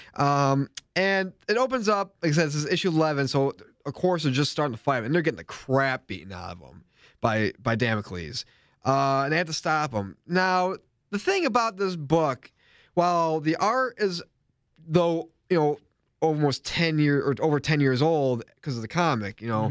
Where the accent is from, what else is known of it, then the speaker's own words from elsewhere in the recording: New York, United States; being a New Yorker like me